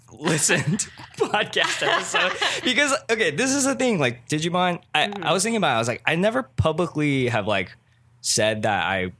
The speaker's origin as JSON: {"language": "English", "town": "Cerritos", "region": "California", "country": "United States", "said": "I'm from Cerritos."}